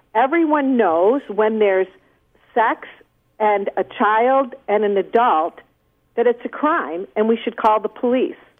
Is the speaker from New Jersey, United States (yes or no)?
no; Toledo, Ohio, United States; Toledo, Ohio, my hometown